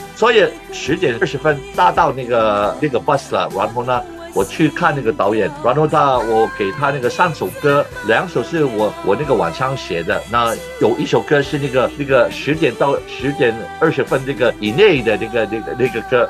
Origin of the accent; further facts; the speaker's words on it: Hong Kong; 我在香港出生的